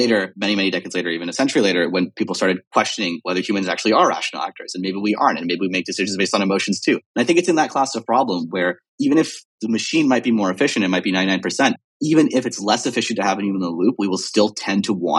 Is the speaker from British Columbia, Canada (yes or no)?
no; Toronto, Ontario, Canada; moved away; also born or lived in Waterloo, Ontario; I'm from Toronto, Canada